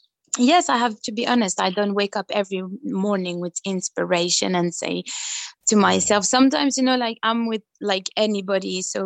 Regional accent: Belgium; I'm always proud to say that I'm coming from Belgium, and I just love every culture.

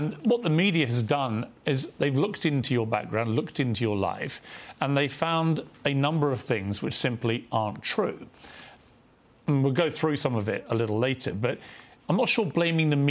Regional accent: United Kingdom

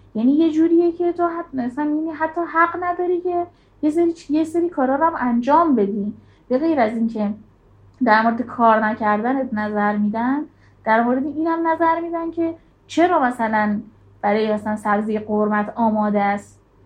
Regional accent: Zahedan, Sistan and Baluchestan, Iran; moved away; also born or lived in Tehran / Tabriz; شهر خودمون بودم زاهدان

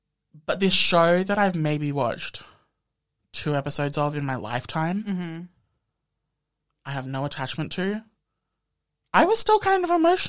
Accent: Australia

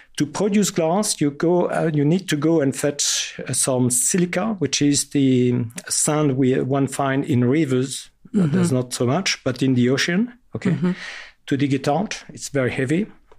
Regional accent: France; accent: very French; English is a second language; Sorry for my very French accent.

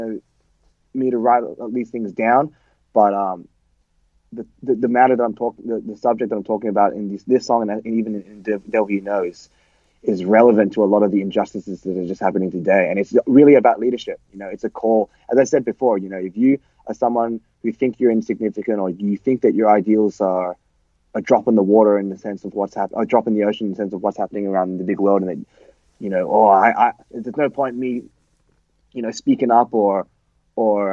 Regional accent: Australia; we're Australian hardcore. We're Australians.

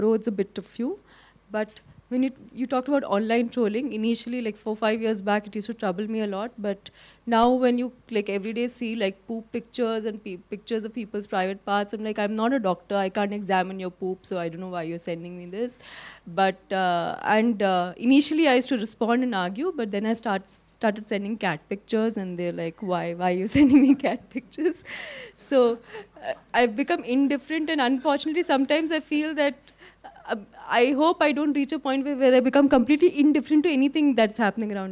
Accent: Lucknow, Uttar Pradesh, India; moved away as an adult; also born or lived in Delhi; I grew up in Lucknow

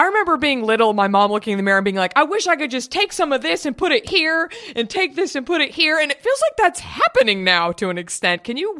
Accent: Dallas, Texas, United States; I grew up in Dallas.

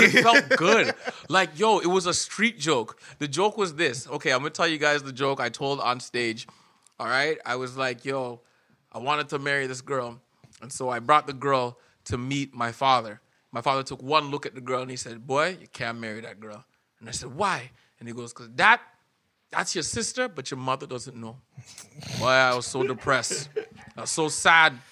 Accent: Scarborough, Ontario, Canada; moved away as an adult; now in Edmonton, Canada; I am in my hometown of Scarborough, Ontario

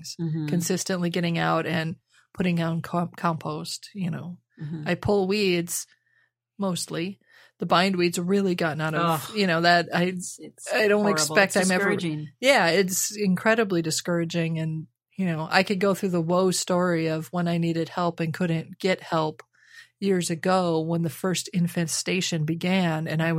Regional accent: Midwest, United States; moved away; growing up in the Midwest, though, I mean, my parents had almost a half acre in town

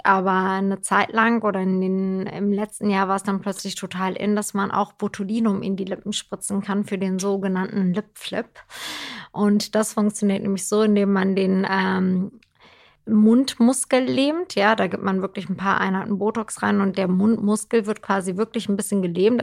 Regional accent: Turkey; now in Germany; ich bin ja in der Türkei groß geworden

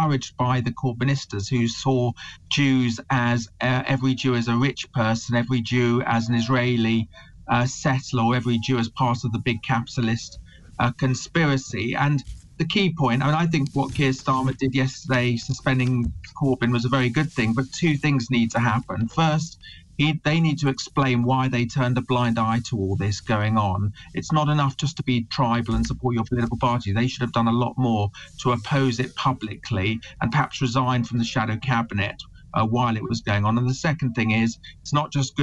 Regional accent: England, United Kingdom; I'm British, proud of it. I'm a proud Englishman

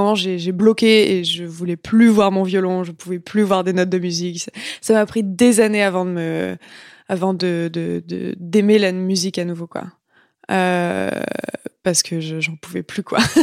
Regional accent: Clermont-Ferrand, Auvergne-Rhône-Alpes, France; moved away as an adult; also born or lived in Lyon; now in Montreal, Canada; j'ai grandi en France et, et euh, j'ai grandi avec la culture française

